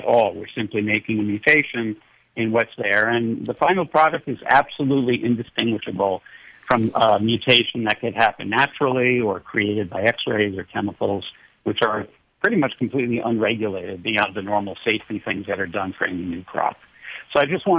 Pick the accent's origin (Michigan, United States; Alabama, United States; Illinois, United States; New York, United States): New York, United States; New York City; moved away; also born or lived in San Diego; I grew up in New York City, and I couldn't tell a cow from a cauliflower until I was about 12 years old